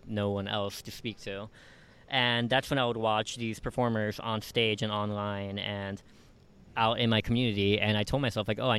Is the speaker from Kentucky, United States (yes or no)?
no; Aurora, Illinois, United States; moved away as an adult; also born or lived in Queens, New York / Ecuador; now in New York, United States; me and my family had gone to the Chicago suburbs, which is where I spent most of my childhood until I was 18